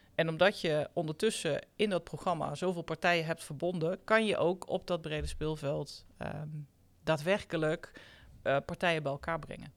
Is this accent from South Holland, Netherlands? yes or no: no; North Brabant, Netherlands; ik kom uit Brabant, dus vroeger zeiden wij bouwketen